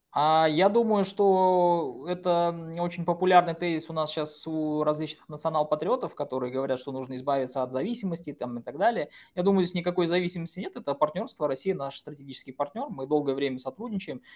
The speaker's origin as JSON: {"language": "Russian", "country": "Kazakhstan"}